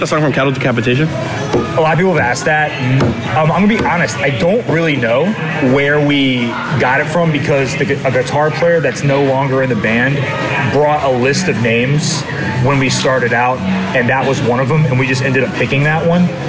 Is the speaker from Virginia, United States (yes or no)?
yes; Richmond, Virginia, United States; I was born in Richmond, Virginia in 1989